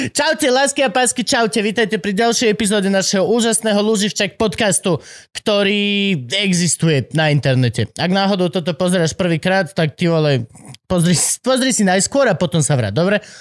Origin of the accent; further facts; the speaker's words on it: Dolný Kubín, Žilina Region, Slovakia; mám 35 rokov, som z Dolného Kubina, za svoj život som toho stihol viacej ako bežný občan.